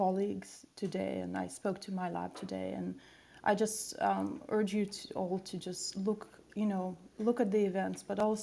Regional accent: Saint Petersburg, Russia; moved away; I was actually born in Russia, in St. Petersburg.

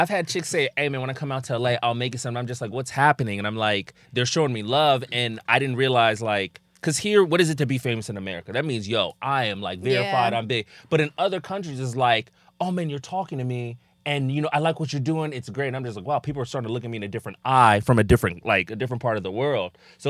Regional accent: DR Congo; just backstory, people that don't know, I'm from the Congo, right?

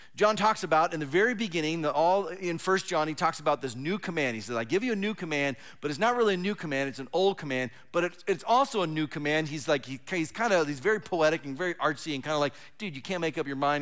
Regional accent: Southern California, United States; moved away as an adult; also born or lived in Fresno, California; now in Oregon, United States; I was born and raised in Southern California

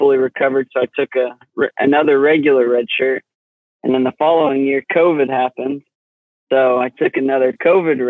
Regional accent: Cushing, Oklahoma, United States; I'm from Cushing, Oklahoma

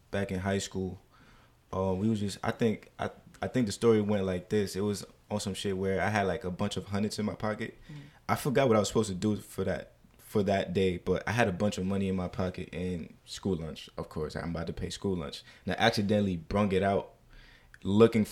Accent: New York City, New York, United States; also born or lived in Deer Park, Long Island; I am from Jamaica, Queens, New York

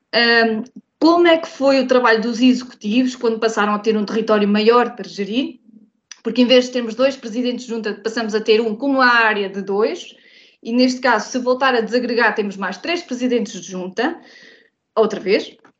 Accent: Vagos, Centro, Portugal; sou de Santo António

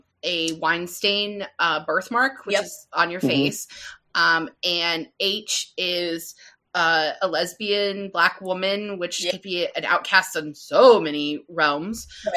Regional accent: Mansfield, Ohio, United States; he was born and raised in the town next to where I grew up in Ashland, Ohio. And Mansfield, Ohio is like right here. We're like beside each other.

